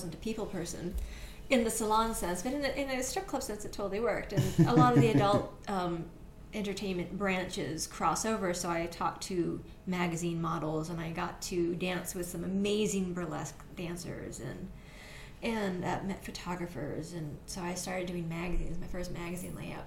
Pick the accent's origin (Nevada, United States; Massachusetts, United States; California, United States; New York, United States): Nevada, United States; Las Vegas; I'm from Las Vegas